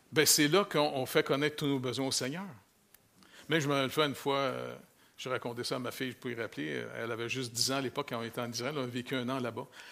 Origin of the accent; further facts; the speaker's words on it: Quebec, Canada; moved away; si je retourne chez nous au Québec, là, je retourne à ville